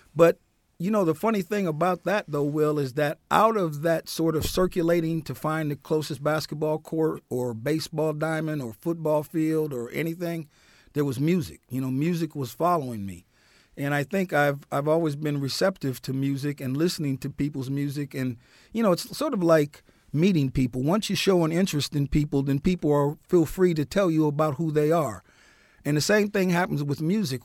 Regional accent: Newark, New Jersey, United States; also born or lived in St. Joseph County, Indiana; I grew up in Newark, New Jersey

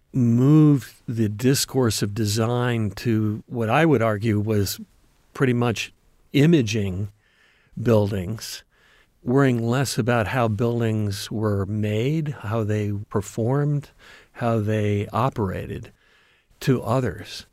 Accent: Ohio, United States; moved away; also born or lived in Michigan / Detroit, Michigan; I coming from the Midwest. I grew up in Ohio. and then Michigan, and then went to school in Detroit

